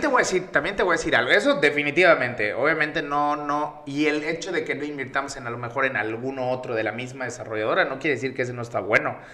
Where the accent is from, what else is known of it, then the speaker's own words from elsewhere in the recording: Yucatán, Mexico; accent: Yucatecan; yo soy pues yucateco, el acento me delata